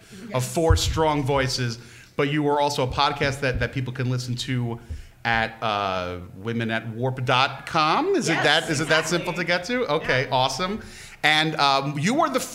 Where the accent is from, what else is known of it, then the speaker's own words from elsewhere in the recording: New York City, New York, United States; I'm from Queens